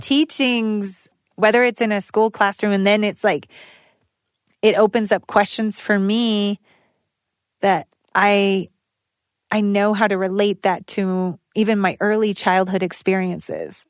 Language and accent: English; United States; moved away; also born or lived in Albuquerque; I was born in Tonanarivo, Dizze, and lived as a small child in Dene Becaya